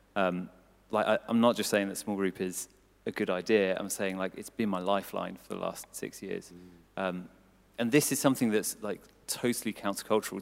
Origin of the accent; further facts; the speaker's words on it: Cambridgeshire, East of England, United Kingdom; moved away as an adult; I grew up in Cambridgeshire